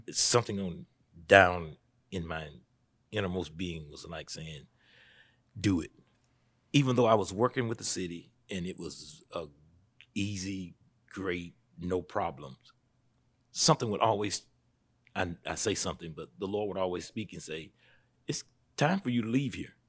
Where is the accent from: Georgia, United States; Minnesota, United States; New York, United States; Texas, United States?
Georgia, United States; Statesboro; I was born right here in Statesboro. I've been here for, mm, forty-nine years